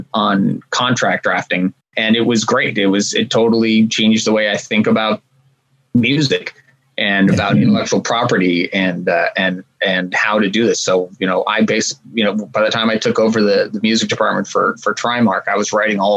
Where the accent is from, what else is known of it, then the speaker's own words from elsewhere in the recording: Los Angeles, California, United States; I grew up here in Los Angeles, and I was a kind of punk rock kid